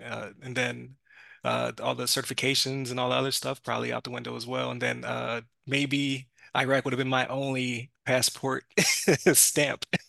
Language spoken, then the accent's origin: English; Buffalo, New York, United States; moved away; I was from Buffalo